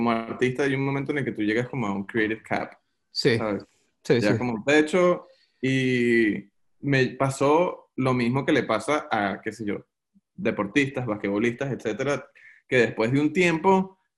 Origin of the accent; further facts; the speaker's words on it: Venezuela; now in United States; yo cuando estaba en Venezuela, yo me mudé de Venezuela en el 2009 o 2010, hace bastante tiempo. Y cuando llegué a Estados Unidos